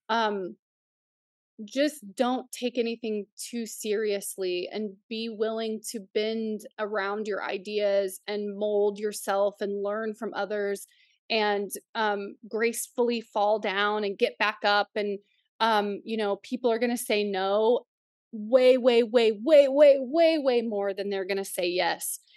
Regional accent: Oklahoma, United States; also born or lived in Nebraska / Canada; now in upstate New York, United States; we grew up in Oklahoma

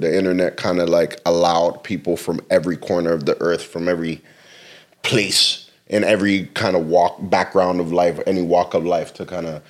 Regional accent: Mississauga, Ontario, Canada; moved away as an adult; also born or lived in Scarborough; now in Toronto, Canada; Like, I moved there in 99. Like, mm-hmm. I lived in Mississauga most of my life. I was born in Toronto, born in Scarborough, and then moved back to Toronto, like, maybe when I was, like, 18, 19, to just pursue music.

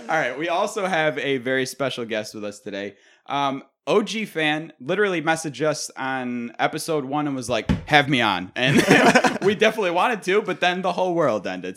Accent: Clarence, New York, United States; I'm from Clarence

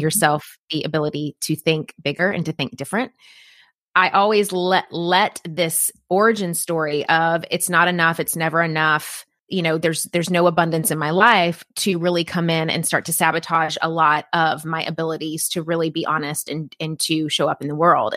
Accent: Tennessee, United States; moved away as an adult; I'm originally from Tennessee

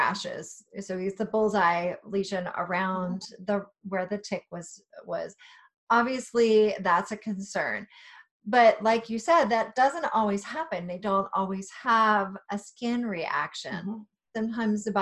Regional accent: Virginia, United States; I grew up in Virginia

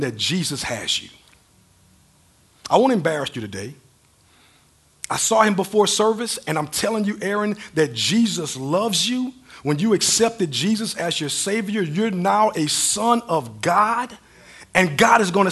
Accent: Mamou, Louisiana, United States; also born or lived in Lake Charles, Louisiana; I grew up in Mama, Louisiana. Then I moved to Lake Charles

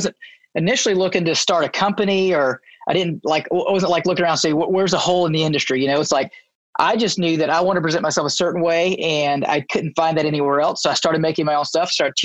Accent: Baton Rouge, Louisiana, United States; moved away as an adult; also born or lived in Tulsa, Oklahoma; now in Bixby, United States; I was born and raised in Baton Rouge, Louisiana.

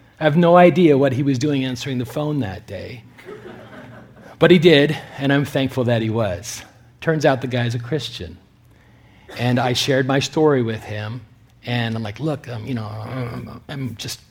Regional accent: Canada; moved away as an adult; now in California, United States; I'm a Canadian citizen

